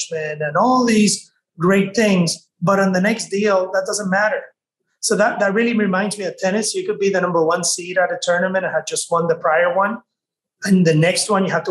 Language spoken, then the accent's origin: English; Mayagüez, Puerto Rico; I am from Mayagüez, Puerto Rico. And the one thing I'd like to share with the audience about that is that I did not grow up disadvantaged, but I grew up in an isolated place